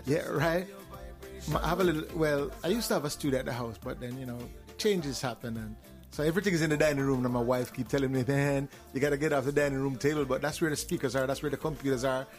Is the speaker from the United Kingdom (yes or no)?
no; Jamaica; I'm from Jamaica. I, well, I'm from Jamaica